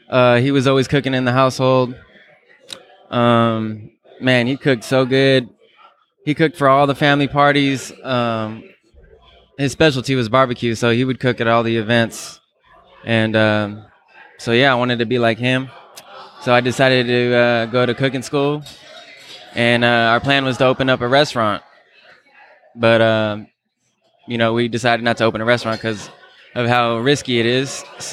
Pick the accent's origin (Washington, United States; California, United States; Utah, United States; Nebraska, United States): California, United States; Berkeley; now in Albany, United States; coming out of Berkeley, California. I was born in Berkeley. Now I'm living in Albany, California, which is the next city over.